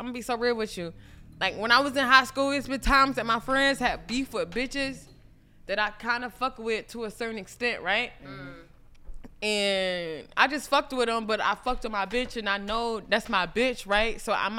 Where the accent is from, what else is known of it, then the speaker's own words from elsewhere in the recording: Millersville, United States; I'm from Millersville.